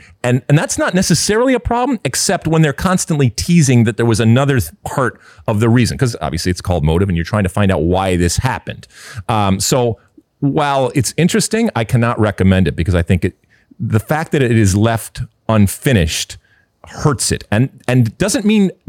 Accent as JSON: {"language": "English", "region": "Michigan", "country": "United States", "tie": "born or raised there", "said": "You know, I grew up in Michigan in the 70s."}